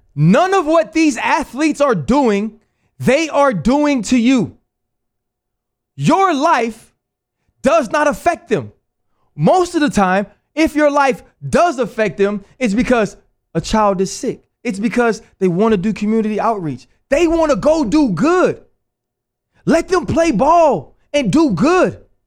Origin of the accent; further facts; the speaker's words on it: New Orleans, Louisiana, United States; moved away; also born or lived in Pittsburgh; I was born in Algiers, Louisiana